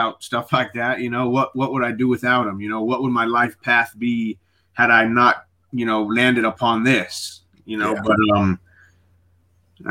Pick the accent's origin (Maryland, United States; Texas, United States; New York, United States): Texas, United States; Midland; also born or lived in El Paso, Texas; I grew up in another place about 4 hours away called Midland, Texas